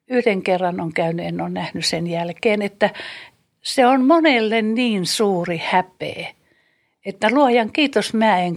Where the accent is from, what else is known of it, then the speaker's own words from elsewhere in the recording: Karelia, Finland; Mä oon siirtolainen, mä oon karjalainen kuulen, niin mä oon joutunut luopumaan niin, niin paljosta mun perhe ja suku